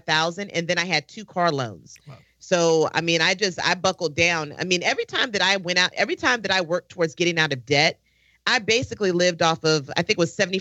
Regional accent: Virginia, United States; I'm from Virginia.

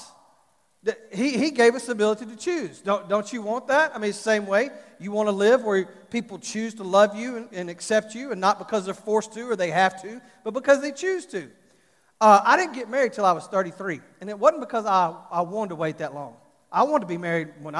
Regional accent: Fort Worth, Texas, United States; I'm from Fort Worth, from Texas

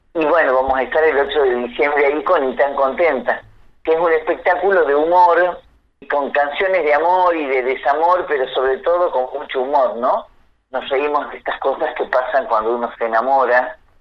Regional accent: Salta, Argentina; moved away; yo soy de Salta, nací allá

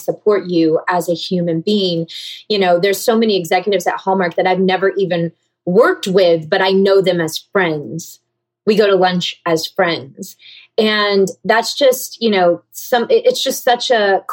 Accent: Georgia, United States; now in California, United States; growing up in the South

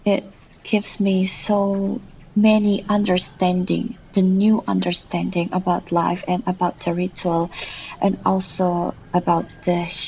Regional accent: Bali, Indonesia; also born or lived in Lombok; I'm an artist from Bali. I was born outside of Bali, which is Lombok, and I grew in many places in Indonesia.

